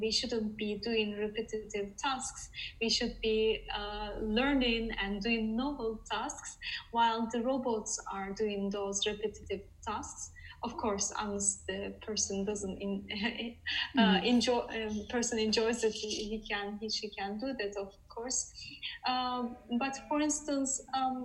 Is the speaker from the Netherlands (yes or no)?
yes; Netherlands; moved away as an adult; now in Sweden; Currently I'm in Sweden, but I'm from the Netherlands.